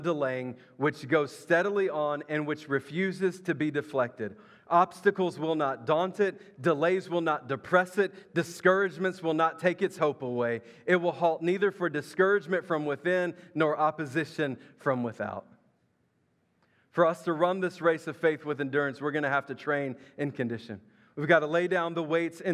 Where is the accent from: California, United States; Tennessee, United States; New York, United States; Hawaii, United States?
Tennessee, United States; Memphis; I grew up in Memphis, Tennessee, across the river.